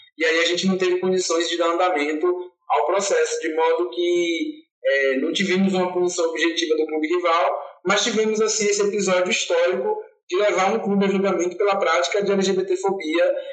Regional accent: Salvador, Bahia, Brazil; eu sou soteropolitano, tenho 31 anos

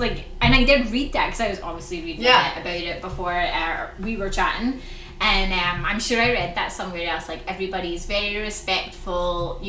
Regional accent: Scotland, United Kingdom; I grew up in Scotland, and I would say the UK is, like, even more

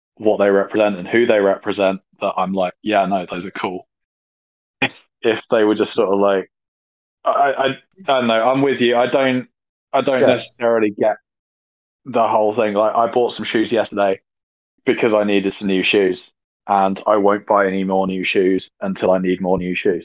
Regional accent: United Kingdom

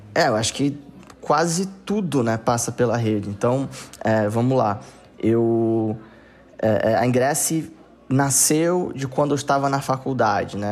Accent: Manaus, Amazonas, Brazil; moved away; also born or lived in Southeast Brazil; Eu nasci é, e cresci em Manaus

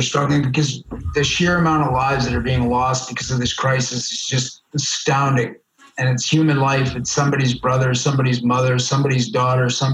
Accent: Richmond, British Columbia, Canada; also born or lived in Vancouver; I grew up in Richmond. And how did I wind up in the downtown East Side of Vancouver?

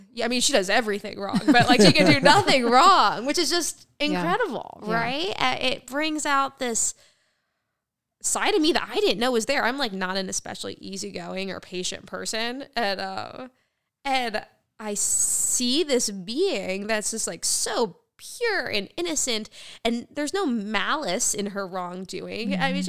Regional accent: United States; I'm American.

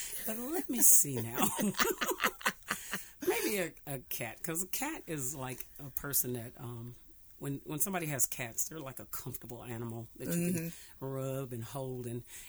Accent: Kinston, North Carolina, United States; I'm actually originally from Kinston, North Carolina. That's where I was born.

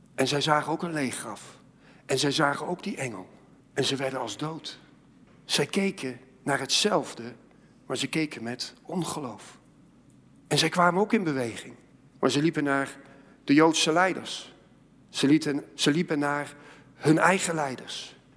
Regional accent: Netherlands; als Nederlanders

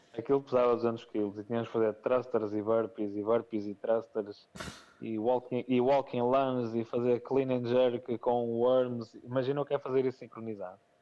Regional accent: Portugal; also born or lived in Póvoa

